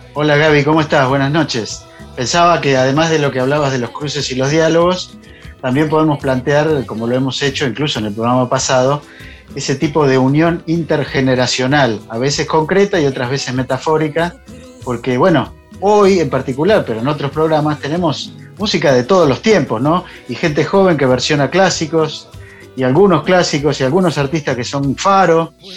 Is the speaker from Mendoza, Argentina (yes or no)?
no; Buenos Aires Province, Argentina; yo como bonaerense